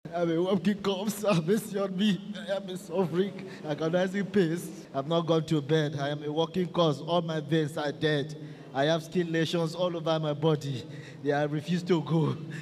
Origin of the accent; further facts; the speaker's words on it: Akwa Ibom, Nigeria; I am from Akwa Ibom State